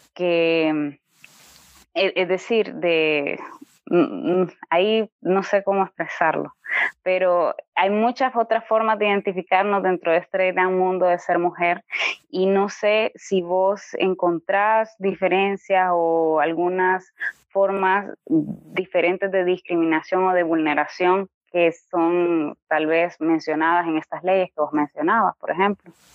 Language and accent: Spanish; Honduras